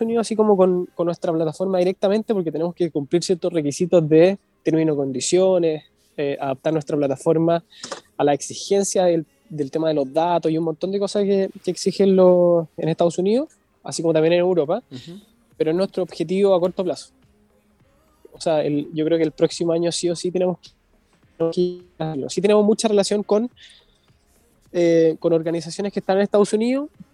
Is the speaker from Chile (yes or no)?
yes; Viña del Mar, Valparaíso, Chile; Somos nosotros somos de Viña. Estamos acá en, en Viña del Mar